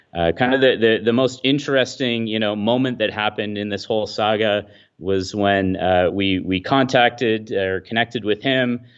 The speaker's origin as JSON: {"language": "English", "town": "Midland", "region": "Ontario", "country": "Canada", "tie": "born or raised there", "said": "my hometown of Midland, Ontario, which is, is where I'm, uh, located"}